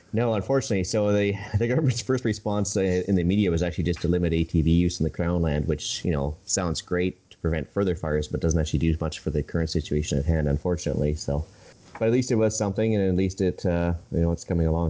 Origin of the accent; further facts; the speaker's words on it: Edmonton, Alberta, Canada; also born or lived in Saskatchewan; now in Vancouver Island, Canada; I grew up around Edmonton right in the '80s